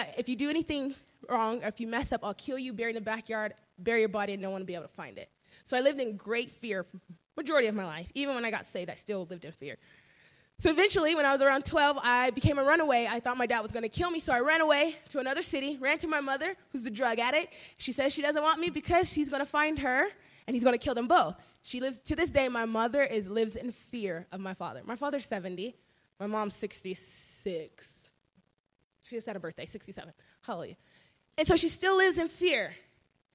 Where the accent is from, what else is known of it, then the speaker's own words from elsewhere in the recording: California, United States; I'm from California